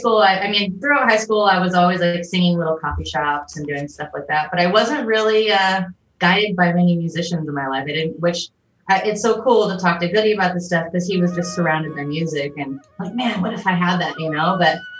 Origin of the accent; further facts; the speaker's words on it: San Diego, California, United States; also born or lived in Chula Vista / Ramona; I'm from San Diego. Oh, born and raised.